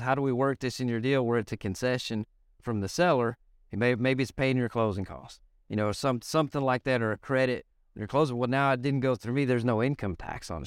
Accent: Lubbock, Texas, United States; I'm from Lubbock, Texas

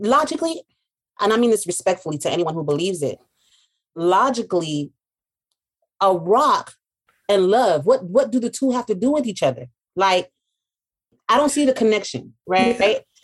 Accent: United States; those of us from the States

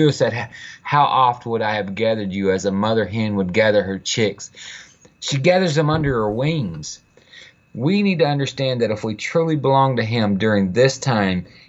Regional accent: Fort Worth, Texas, United States; I was born and raised in Fort Worth, Texas.

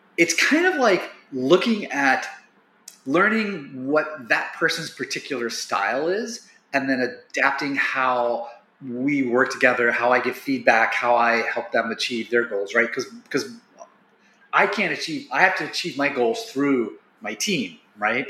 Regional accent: Wilmington, Ohio, United States; I grew up in Wilmington

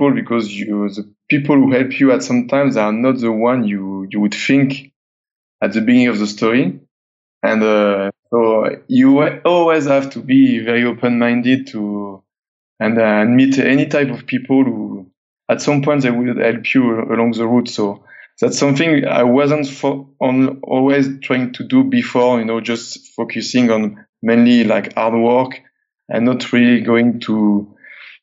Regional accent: south of France, France; living in this very small area in the south of France. And it's kind of mountainous road

